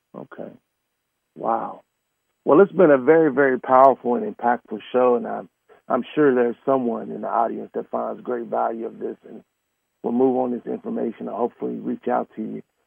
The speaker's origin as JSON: {"language": "English", "region": "Oklahoma", "country": "United States", "moved": "yes", "said": "I'm originally from Oklahoma"}